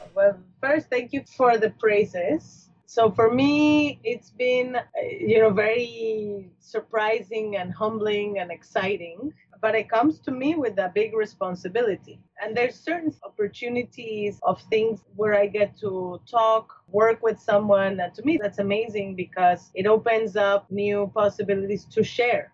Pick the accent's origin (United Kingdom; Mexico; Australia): Mexico; Mexico City; moved away as an adult; now in United States; I grew up in Mexico City